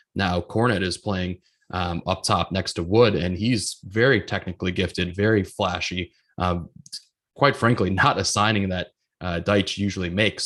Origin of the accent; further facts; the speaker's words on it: Grafton, Wisconsin, United States; He's from my hometown